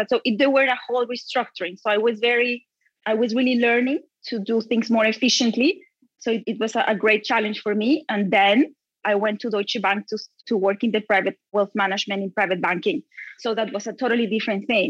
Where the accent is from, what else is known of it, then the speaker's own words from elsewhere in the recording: Bogota, Colombia; I grew up in Bogota, Colombia, in very difficult times